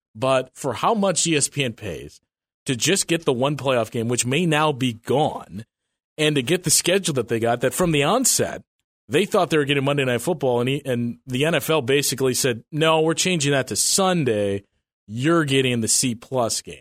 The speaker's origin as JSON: {"language": "English", "region": "Wisconsin", "country": "United States", "tie": "born or raised there", "said": "us growing up in Wisconsin"}